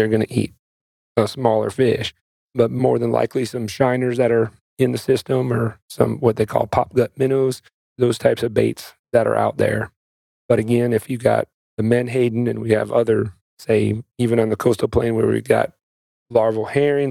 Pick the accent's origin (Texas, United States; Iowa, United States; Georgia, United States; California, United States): Iowa, United States; now in North Carolina, United States; growing up in Iowa